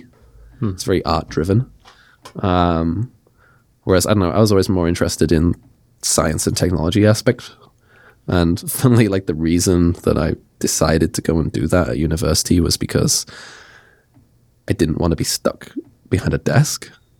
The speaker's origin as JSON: {"language": "English", "town": "Nottingham", "region": "East Midlands", "country": "United Kingdom", "tie": "born or raised there", "said": "I grew up in Nottingham, went to university in Sheffield, which is like 2 hours away."}